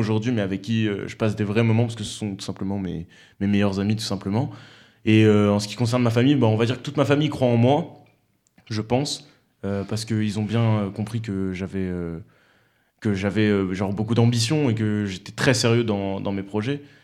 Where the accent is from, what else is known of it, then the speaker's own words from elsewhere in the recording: Romans-sur-Isère, Auvergne-Rhône-Alpes, France; moi je suis de Romans